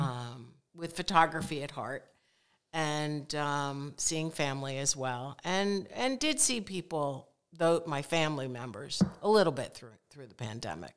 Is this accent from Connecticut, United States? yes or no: yes; Connecticut, United States; moved away as an adult; also born or lived in Philadelphia area; I grew up in Connecticut